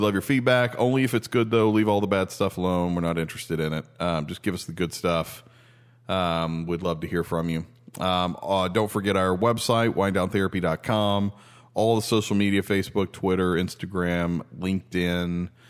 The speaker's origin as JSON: {"language": "English", "region": "Tennessee", "country": "United States", "said": "We're originally from Tennessee."}